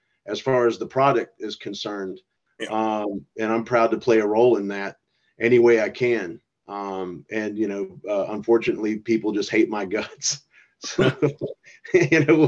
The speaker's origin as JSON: {"language": "English", "region": "North Carolina", "country": "United States", "said": "I'm originally from North Carolina"}